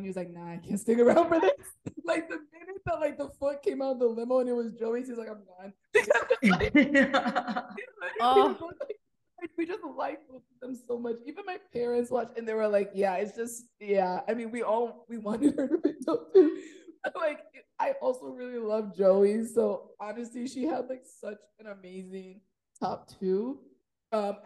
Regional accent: Nigeria; I'm Nigerian

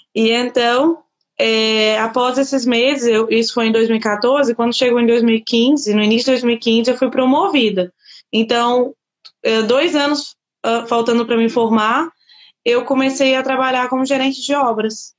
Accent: Governador Valadares, Minas Gerais, Brazil; moved away as an adult; now in Portugal; eu sou de Minas Gerais, Governador Valadares. Eu formei lá no Brasil

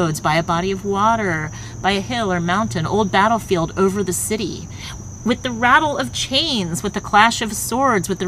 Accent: United States; growing up in America

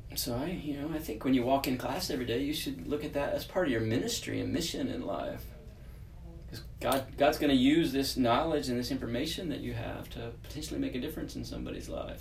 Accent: Texas, United States; moved away as an adult; now in California, United States; I'm from Texas, so only lived in California for about yeah, coming up on four years now

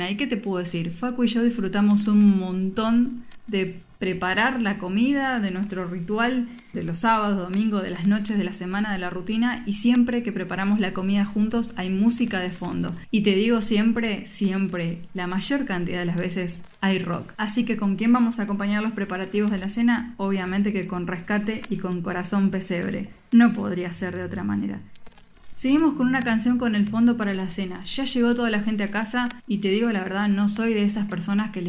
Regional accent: Argentina; la cultura de Navidad que tenemos en mi país, en la Argentina.

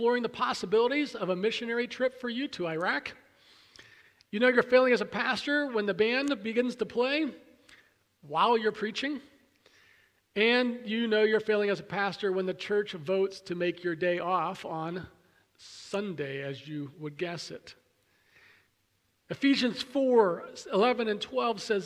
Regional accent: Pennsylvania, United States; moved away; I grew up near Williamsport, about an hour and a half or so from the Little League Mecca of the world

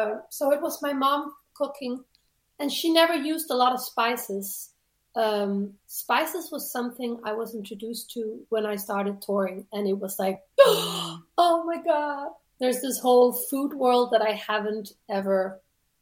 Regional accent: Denmark; Well, I grew up in a suburb to a town, like 2 hours away from Copenh

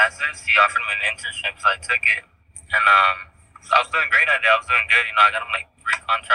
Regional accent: Los Angeles, California, United States; I'm from Los Angeles.

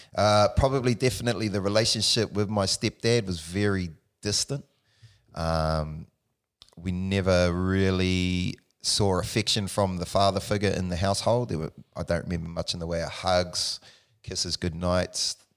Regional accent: Palmerston North, Manawatū-Whanganui, New Zealand; born in Palmerston North, New Zealand, the Mani, uh, Manawa too. Um, grew up there with my mother

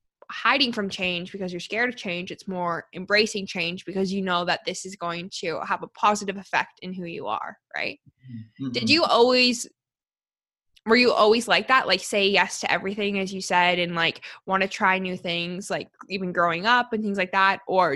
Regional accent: Canada; Like, I have a hard time understanding people from Newfoundland, and I'm a Canadian myself, you know, as well.

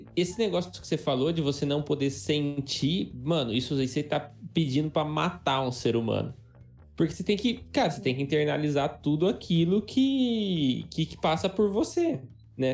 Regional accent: Adamantina, São Paulo, Brazil; a gente cresceu em Adamantina, que é uma cidade muito pequena

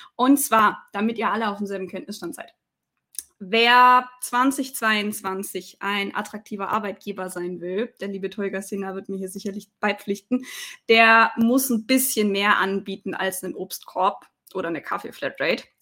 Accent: Swabia, Baden-Württemberg, Germany; für mich als Schwäbin

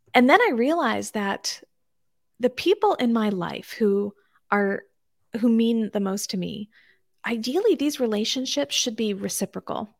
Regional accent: D.C., Maryland, United States; born or raised there

